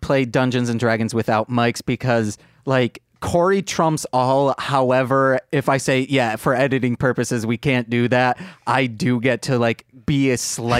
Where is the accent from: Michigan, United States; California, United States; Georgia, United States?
Michigan, United States; Muskegon; I'm from Muskegon, Michigan.